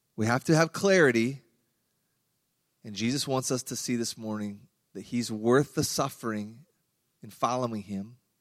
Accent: Iowa, United States; I grew up in Iowa

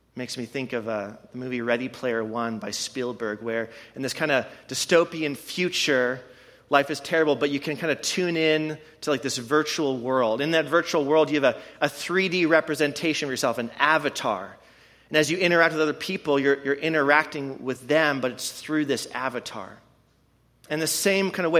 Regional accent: Canada; now in Madison, United States; I am from Canada

